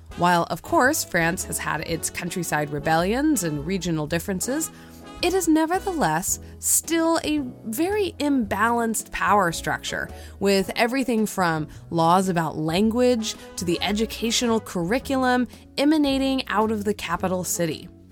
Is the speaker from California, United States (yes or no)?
yes; California, United States; my very own hometown here in California